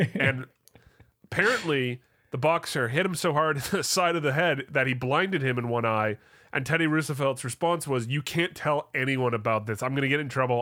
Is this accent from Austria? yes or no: no; Canada; As a Canadian